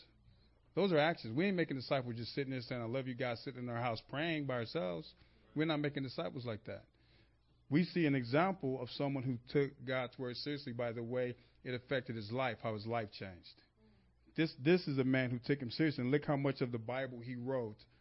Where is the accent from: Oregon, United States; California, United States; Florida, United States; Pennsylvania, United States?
California, United States; Los Angeles; I grew up in Los Angeles outside of church